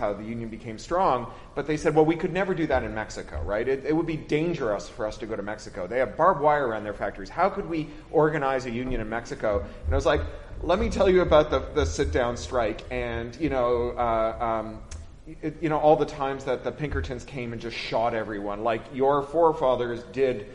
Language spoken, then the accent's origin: English; Toronto, Ontario, Canada; growing up in Toronto